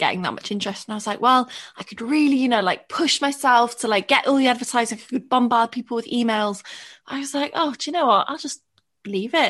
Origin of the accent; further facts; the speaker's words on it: Welsh island, Wales, United Kingdom; I come from, like, a nice little chilled out Welsh island